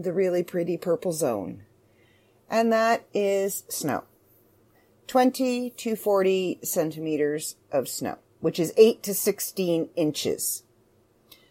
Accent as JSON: {"language": "English", "country": "Canada", "said": "I'm Canadian"}